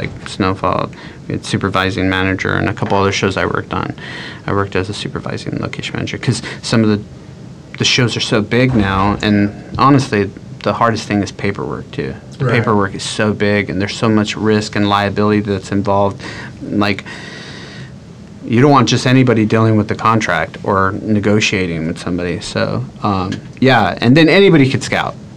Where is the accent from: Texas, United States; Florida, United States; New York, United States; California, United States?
California, United States; Monterey Park; also born or lived in Burbank / Hawaii; I grew up in the San Gabriel Valley, which I grew up in a city called Monterey Park